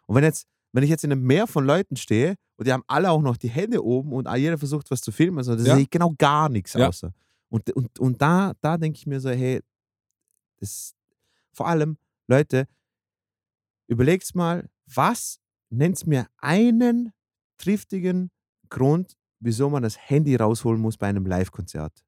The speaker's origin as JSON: {"language": "German", "region": "Vienna", "country": "Austria", "moved": "yes", "said": "bei uns in Wien"}